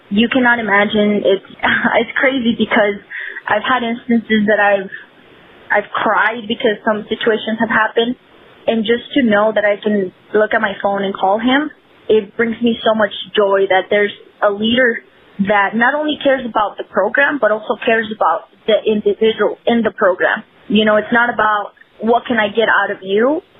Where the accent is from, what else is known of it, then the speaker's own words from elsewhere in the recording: El Paso, Texas, United States; So I grew up playing in the Lower Valley community here in El Paso, and I played with the guys all up to age 15.